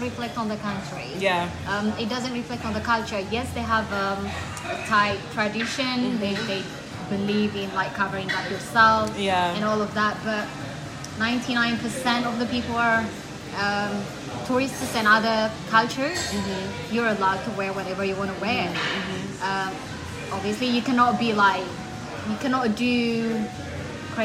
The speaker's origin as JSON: {"language": "English", "region": "Dubai", "country": "United Arab Emirates", "tie": "born or raised there", "also_born_or_lived": "Eritrea", "moved": "yes", "lives_now": "London, United Kingdom", "said": "I love Dubai. I kind of grew up there."}